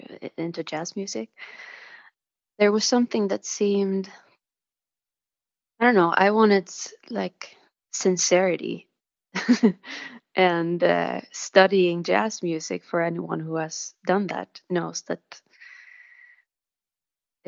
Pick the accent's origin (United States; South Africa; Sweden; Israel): Sweden; Stockholm, Stockholm County; the church where I grew up in Stockholm